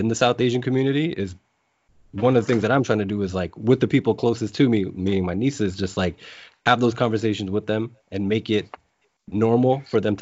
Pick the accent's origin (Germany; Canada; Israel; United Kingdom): Canada; Mississauga, Ontario; I grew up in Malton, like a very, very mixed neighborhood